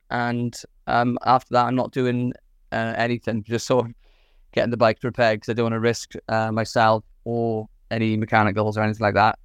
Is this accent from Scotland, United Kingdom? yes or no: no; Swansea, Wales, United Kingdom; from Swansea in South Wales